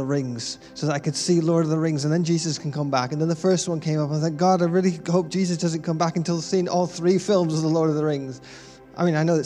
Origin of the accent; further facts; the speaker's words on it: United Kingdom; being British born